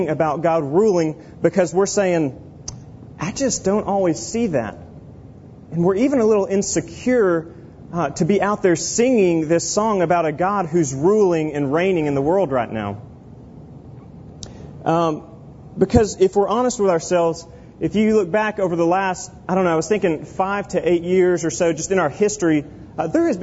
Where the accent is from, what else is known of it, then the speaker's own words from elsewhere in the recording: Oklahoma, United States; at this church I grew up in Oklahoma